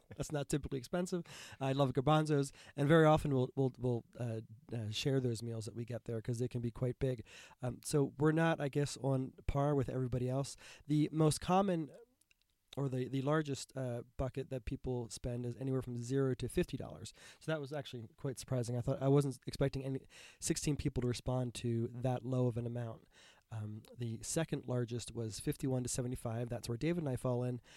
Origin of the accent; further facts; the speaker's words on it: United States; as an American who's grown up being conditioned that tipping is proper